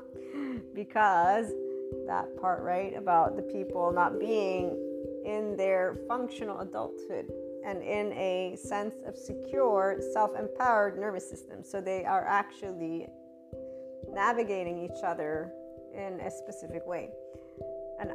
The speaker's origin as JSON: {"language": "English", "country": "United States", "tie": "born or raised there", "also_born_or_lived": "Naples, Italy", "first_language": "English", "said": "I'm an American first, in the sense of I was born there. My mother tongue is English"}